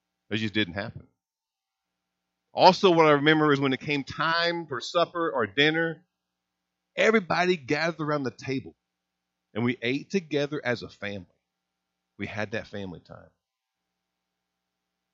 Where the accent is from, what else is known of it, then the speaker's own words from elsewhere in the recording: Hazleton, Indiana, United States; I grew up in Hazleton, Indiana. I mean, it's a little river town, northern part of Gibson County